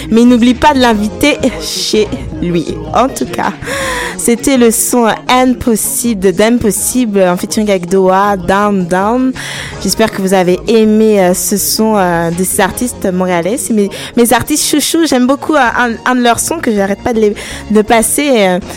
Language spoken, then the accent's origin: French; France; accent: French; Là, j'ai dit à la française avec mon accent français.